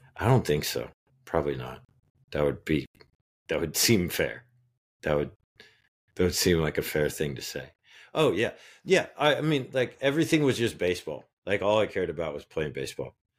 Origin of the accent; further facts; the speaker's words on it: Phillipsburg, Kansas, United States; I was born in Phillipsburg, Kansas.